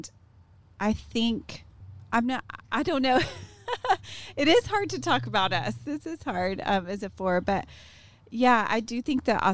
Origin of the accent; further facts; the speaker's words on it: Tyler, Texas, United States; now in Waco, United States; I grew up in Tyler and I was in the same group of friends the whole time